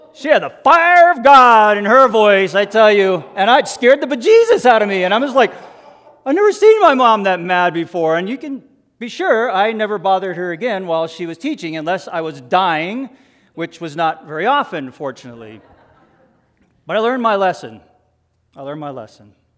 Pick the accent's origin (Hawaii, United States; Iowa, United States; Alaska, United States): Hawaii, United States; my sister and I grew up in Hawaii